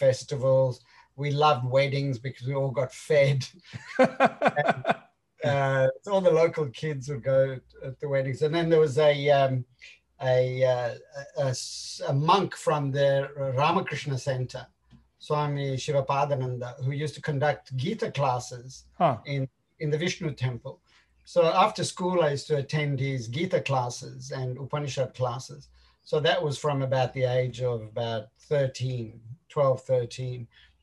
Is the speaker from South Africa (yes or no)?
yes; South Africa; now in Australia; I was born in South Africa.